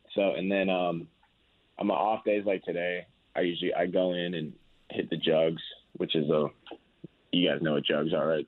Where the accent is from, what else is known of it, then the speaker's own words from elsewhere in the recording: Chicago, Illinois, United States; now in Indianapolis, United States; I grew up in Chicago